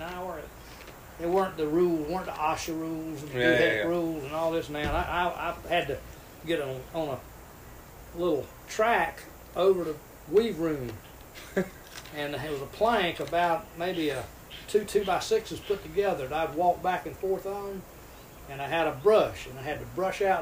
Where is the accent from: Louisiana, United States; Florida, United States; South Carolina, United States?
South Carolina, United States; Greenwood; also born or lived in Belmead; I grew up in the mill village. Daddy worked for Greenwood Mills, and I grew up in Durst and Matthews Mill Village